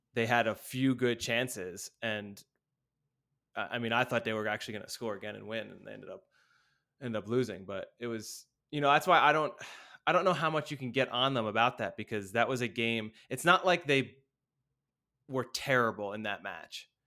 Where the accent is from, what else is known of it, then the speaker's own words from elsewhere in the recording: United States; as an American